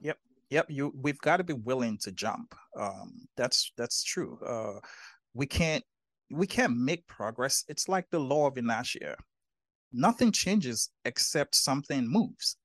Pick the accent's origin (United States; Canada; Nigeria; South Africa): Nigeria; growing up in Nigeria, um, in, in, in, in, in Africa